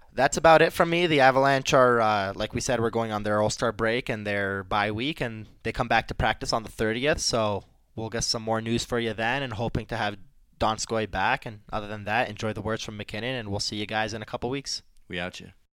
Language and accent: English; Detroit, Michigan, United States; growing up in Detroit